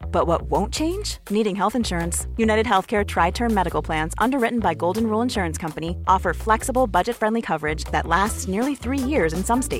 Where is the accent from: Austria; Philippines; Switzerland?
Switzerland; Und deshalb ist die Aufgabe, ist es unser Auftrag als Schweizer heute, diese Schweiz zu leben, diese Schweiz in die Zukunft zu tragen